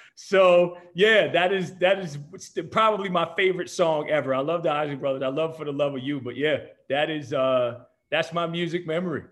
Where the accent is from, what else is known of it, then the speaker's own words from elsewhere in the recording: New Jersey, United States; moved away as an adult; now in San Diego, United States; born and raised in New Jersey